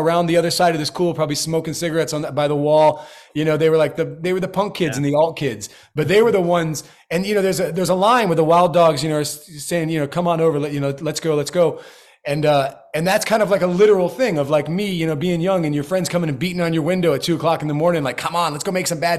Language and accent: English; Florida, United States; I grew up in Florida, so I know it well